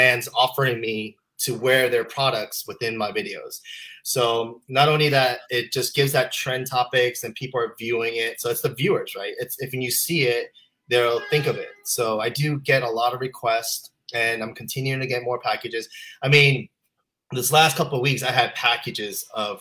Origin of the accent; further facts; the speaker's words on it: Utah, United States; I was raised in Utah